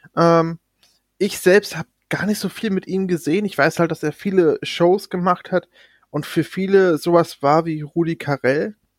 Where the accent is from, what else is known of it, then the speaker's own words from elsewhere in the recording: Germany; Bei uns in Deutschland